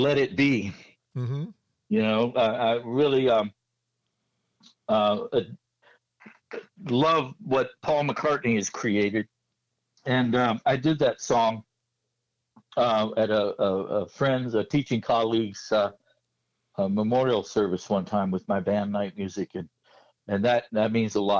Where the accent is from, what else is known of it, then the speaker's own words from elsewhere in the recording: Front Royal, Virginia, United States; now in Centreville, United States; I'm from Front Royal, so it's sort of like a Winesburg, Ohio thing